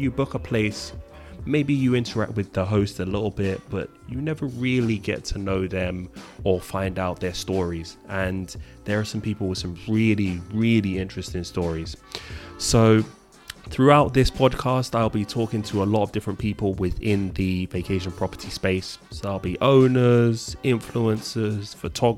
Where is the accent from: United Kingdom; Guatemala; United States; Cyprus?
United Kingdom; London; I am originally from London.